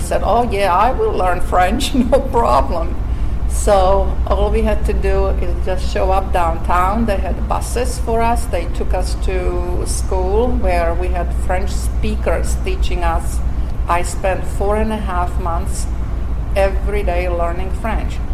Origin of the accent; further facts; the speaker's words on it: Slovakia; English is a second language; moved away as an adult; also born or lived in Montreal, Canada; now in United States; from a little Slovak country